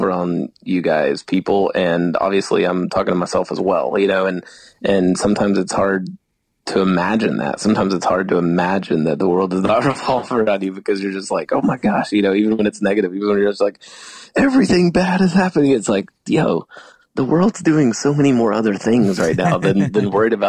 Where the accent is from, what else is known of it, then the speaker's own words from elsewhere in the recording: Atlanta, Georgia, United States; We're from Atlanta.